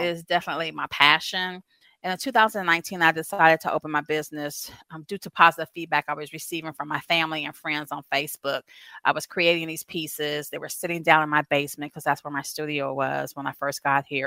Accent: Southern California, United States; moved away as an adult; also born or lived in Louisiana / Savannah, Georgia; now in Asheville, United States; I'm originally from Southern California, but born and raised, 40 plus years

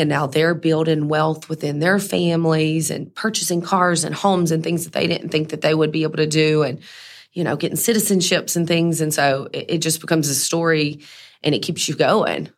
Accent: Mississippi, United States; I'm from Mississippi, so that's really where the diva brand started.

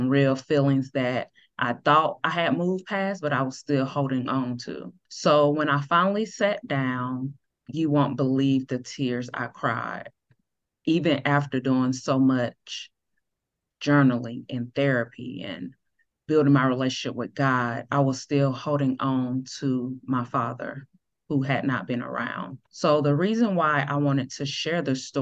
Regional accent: Greenville, South Carolina, United States; now in Dallas, United States; Originally, I'm from Greenville, South Carolina, but now I reside in Dallas, Texas

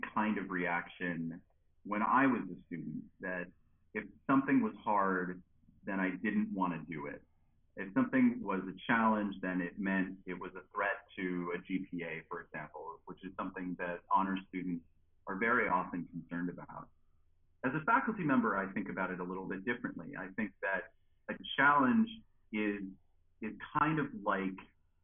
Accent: just outside of Buffalo, New York, United States; moved away as an adult; also born or lived in Durham, North Carolina / Madison, Wisconsin; now in Starkville, United States; I am originally from just outside of Buffalo, New York, right near Niagara Falls

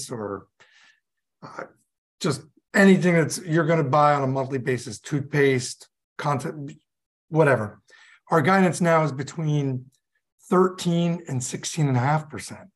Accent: Hudson Valley, upstate New York, United States; moved away as an adult; also born or lived in North Carolina / Utah / Boston; now in South Carolina, United States; I grew up in upstate New York in the Hudson Valley

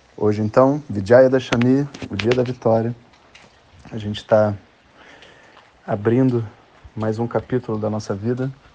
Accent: Brazil; A gente é brasileiro

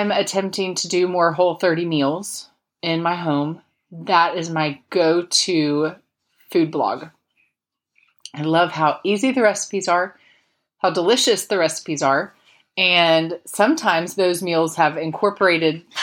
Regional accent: Polk County, Central Florida, United States; moved away; I grew up in Central Florida, grew up in Polk County, the lightning capital of the world

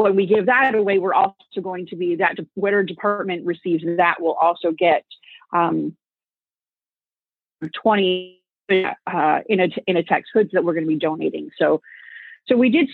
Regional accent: Connecticut, United States; moved away as an adult; We're both from Connecticut. And when we were in high school

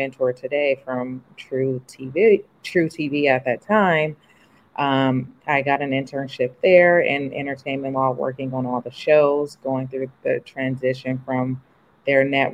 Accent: the Bay Area, California, United States; moved away as an adult; also born or lived in New York; I'm from the Bay, so I thought I wanted to move back home to California

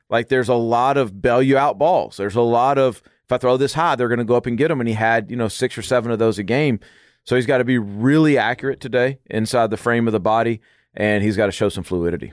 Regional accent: Arkansas, United States; I grew up in Arkansas

